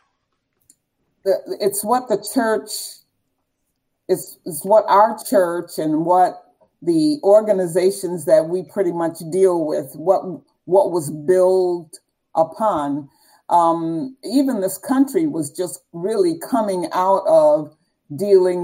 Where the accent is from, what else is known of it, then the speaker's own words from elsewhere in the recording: Savannah, Georgia, United States; I grew up in the South in Savannah, Georgia